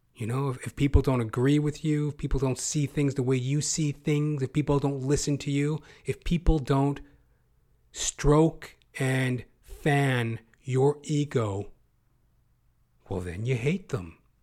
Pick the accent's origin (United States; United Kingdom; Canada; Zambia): Canada; Edmonton, Alberta; I was growing up in Edmonton, Alberta